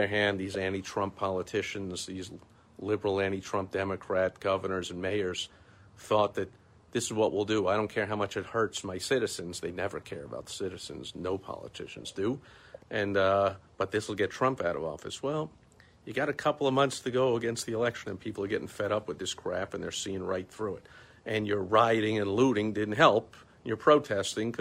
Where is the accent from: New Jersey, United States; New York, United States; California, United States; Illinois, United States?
New York, United States; New York City; I'm from New York, from New York City